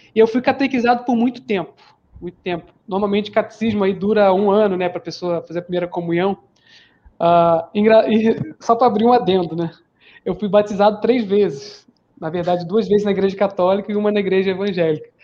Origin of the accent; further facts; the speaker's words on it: Rio de Janeiro, Brazil; moved away as an adult; also born or lived in Limeira / São Paulo; eu sou do Rio de Janeiro, embora esteja aqui em São Paulo já faz uns 5 a 6 anos.